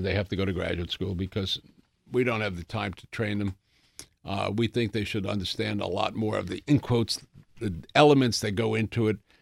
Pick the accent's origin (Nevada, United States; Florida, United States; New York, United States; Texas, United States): New York, United States; New York City; I grew up in the Bronx